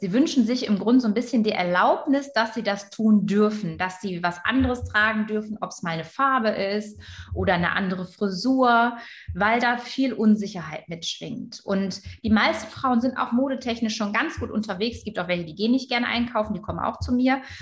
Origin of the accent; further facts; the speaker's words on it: Germany; Also ich bin gebürtige Friesin